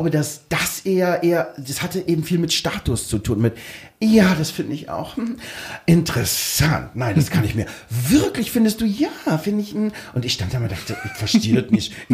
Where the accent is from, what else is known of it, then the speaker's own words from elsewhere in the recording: East Germany, Germany; und da bin ich als Ossi so, als richtiger